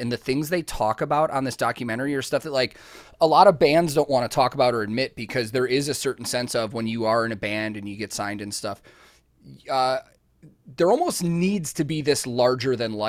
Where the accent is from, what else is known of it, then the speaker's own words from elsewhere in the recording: Chicago, Illinois, United States; now in Nashville, United States; I grew up in the Chicago music scene my whole life, like, until I moved to Nashville.